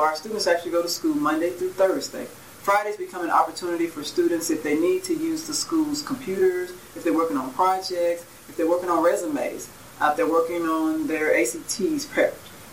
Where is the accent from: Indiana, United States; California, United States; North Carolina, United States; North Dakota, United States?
Indiana, United States; Gary; moved away as an adult; I'm actually from Gary, Indiana. I grew up there